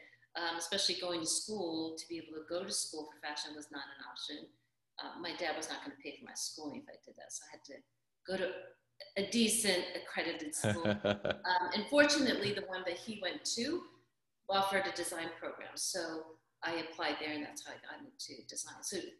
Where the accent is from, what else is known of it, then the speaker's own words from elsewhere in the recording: Austin, Texas, United States; born there; I'm originally from back east. I was born in Austin, Texas. I now live out on the West Coast, Southwest. Kind of moved around.